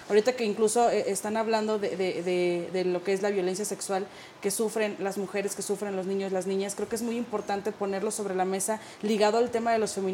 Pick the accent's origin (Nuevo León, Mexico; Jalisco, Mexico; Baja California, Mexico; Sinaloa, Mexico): Sinaloa, Mexico; los carteles, yo soy de Sinaloa.